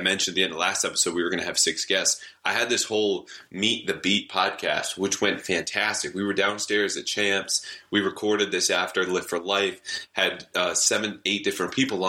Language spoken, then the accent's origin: English; Connecticut, United States; moved away; also born or lived in Pennsylvania; I grew up in Connecticut. All my family's from Massachusetts.